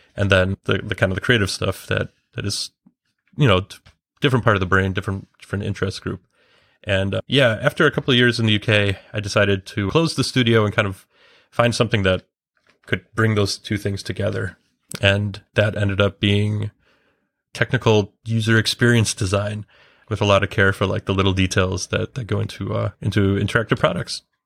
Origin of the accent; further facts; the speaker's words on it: Chicago, Illinois, United States; moved away as an adult; now in London, United Kingdom; I am based in London, but I'm originally from Chicago, and I've been in the U K for a couple of years